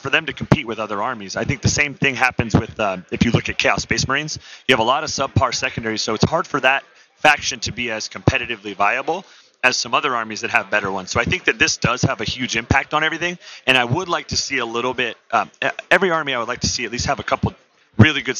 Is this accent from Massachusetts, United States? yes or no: no; San Diego, California, United States; I'm from San Diego, California.